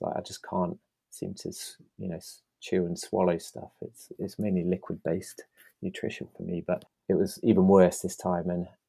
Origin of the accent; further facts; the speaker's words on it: East Midlands, United Kingdom; I haven't even hit a mountain yet, and I'm coming from Lincolnshire. I should also be used to flatlands